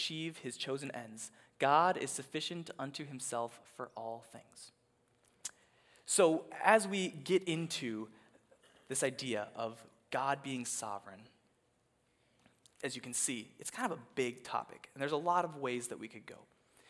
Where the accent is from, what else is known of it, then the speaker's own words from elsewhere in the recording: Minnesota, United States; as a Minnesotan